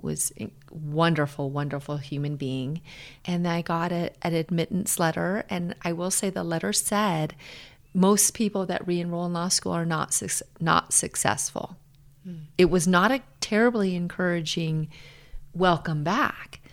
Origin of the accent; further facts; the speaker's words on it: Hawaii, United States; moved away as an adult; now in Denver, United States; I grew up in Hawaii. A lot of people think I'm from Denver. I'm not. I'm from Hawaii.